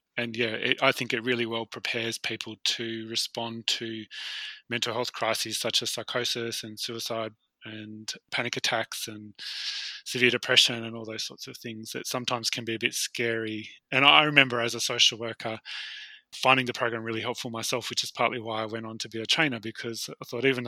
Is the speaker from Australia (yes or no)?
yes; Australia; as an Australian or Westerner type person